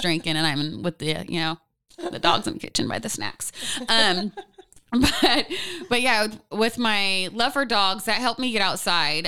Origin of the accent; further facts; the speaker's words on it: Portland, Oregon, United States; born and raised in Pacific Northwest